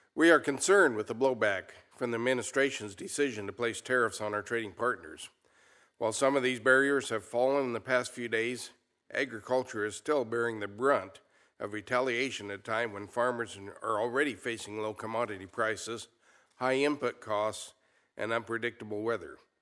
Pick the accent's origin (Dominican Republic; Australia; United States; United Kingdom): United States; Molina, Colorado; I'm a rancher from Molina, Colorado. Ours is a fourth generation mountain ranch